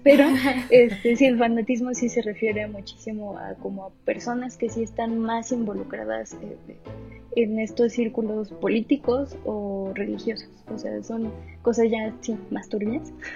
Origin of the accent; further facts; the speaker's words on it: Aguascalientes, Mexico; moved away; yo que soy de, de Aguascalientes, allá venden chascas